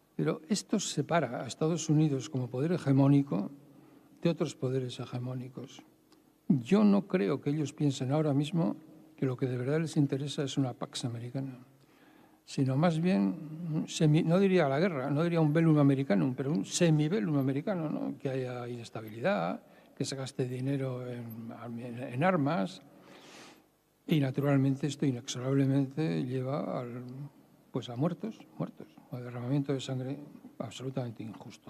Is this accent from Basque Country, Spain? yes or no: yes; Bilbao, Basque Country, Spain; yo soy de Bilbao, quede claro, y no soy hijo de notario. Soy de allí.